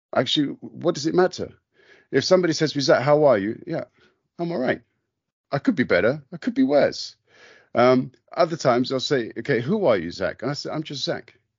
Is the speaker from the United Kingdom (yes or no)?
yes; London, United Kingdom; moved away as an adult; I was born in London, so Br-, British Armenian